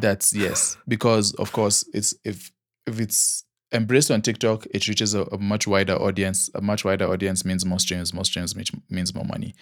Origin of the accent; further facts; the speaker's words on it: Nigeria; accent: Nigerian; my Nigerian accent